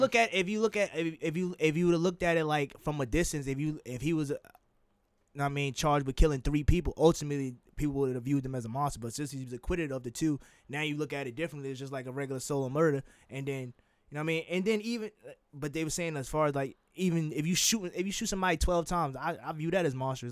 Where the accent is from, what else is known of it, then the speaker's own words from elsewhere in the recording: Jersey City, New Jersey, United States; I'm from Jersey City